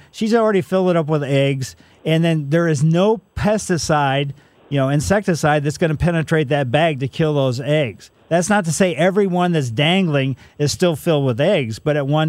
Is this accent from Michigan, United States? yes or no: no; Ellisville, Missouri, United States; growing up in Ellisville